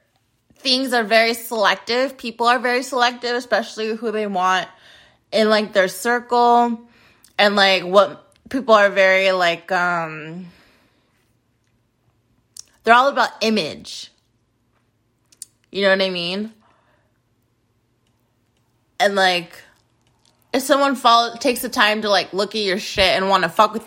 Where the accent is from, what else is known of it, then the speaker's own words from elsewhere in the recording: United States; being an American